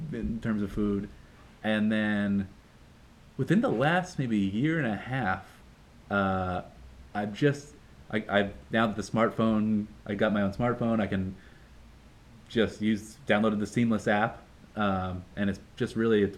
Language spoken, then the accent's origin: English; outside of Boston, Massachusetts, United States; moved away as an adult; now in New York City, United States; outside of Boston, closer to maybe 10 minutes from New Hampshire. And growing up